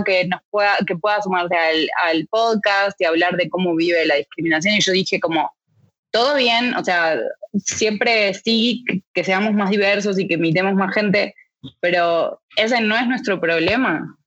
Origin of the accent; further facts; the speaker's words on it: Argentina; now in Mexico; personalmente como argentina en México